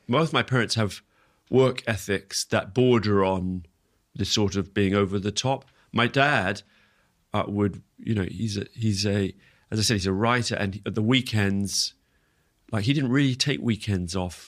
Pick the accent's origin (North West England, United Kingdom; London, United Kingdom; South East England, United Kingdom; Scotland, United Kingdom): London, United Kingdom; also born or lived in Singapore; I was born in Singapore where they were teaching. Uh, my brother was born in, in Uganda where, um, where they were teaching at that time, my older brother. But then we set, they settled in London, and and so growing up